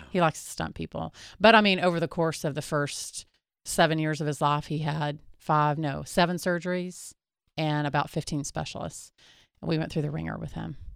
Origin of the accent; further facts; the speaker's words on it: Texas, United States; we're from Texas